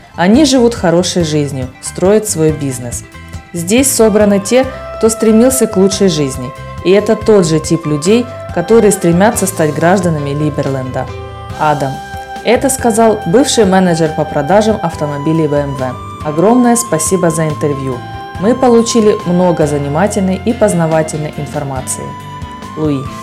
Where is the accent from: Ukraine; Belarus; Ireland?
Ireland; Dublin; also born or lived in Germany; now in Panama; вырос в Дублине, в маленьком городке